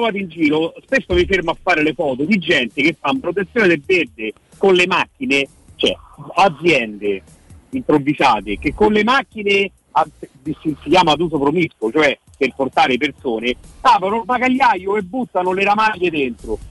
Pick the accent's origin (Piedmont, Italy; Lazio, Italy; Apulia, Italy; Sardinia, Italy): Lazio, Italy; Rome; noi da romani, da romani peraltro di generazioni